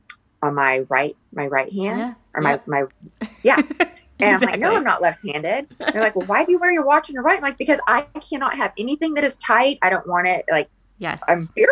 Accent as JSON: {"language": "English", "town": "Laguna Beach", "region": "California", "country": "United States", "said": "I'm from Laguna Beach, California"}